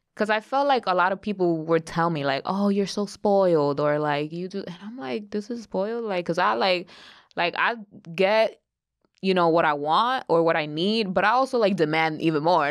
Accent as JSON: {"language": "English", "region": "New York", "country": "United States", "tie": "born or raised there", "said": "growing up in New York"}